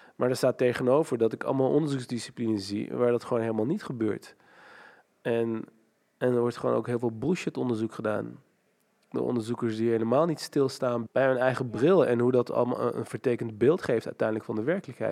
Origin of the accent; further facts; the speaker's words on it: Nijmegen, Gelderland, Netherlands; ik ben opgegroeid in Nijmegen, in Hatert, dat is een achterstandswijk.